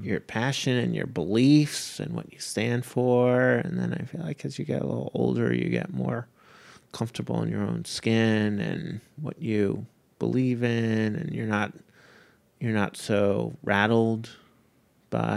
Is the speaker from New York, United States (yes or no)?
yes; Long Island, New York, United States; the town I grew up in Long Island